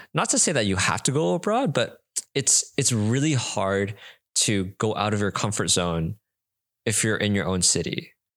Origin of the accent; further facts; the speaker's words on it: Canada; now in Singapore; in Canada, we're all Canadian